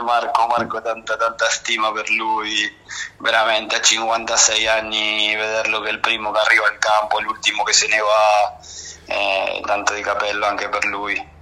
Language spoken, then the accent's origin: Italian; Buenos Aires, Argentina; Italian is a second language; moved away as an adult; also born or lived in Avezzano / Bari / Sardinia; now in Rome, Italy; io sono nato a Buenos Aires, Argentina, al quartiere della Boca, proprio a 300 metri dalla Pomponera